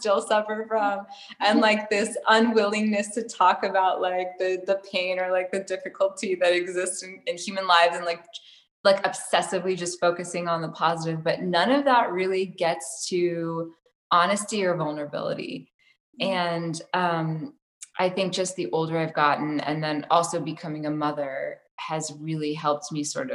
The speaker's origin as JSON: {"language": "English", "region": "Tennessee", "country": "United States", "tie": "born or raised there", "said": "I grew up in Tennessee where there was zero art"}